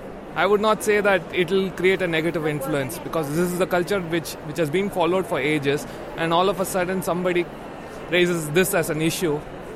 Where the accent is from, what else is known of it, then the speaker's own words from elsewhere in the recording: India; moved away as an adult; now in Netherlands; I come from India where it's multicultural, so you see different kind of people everywhere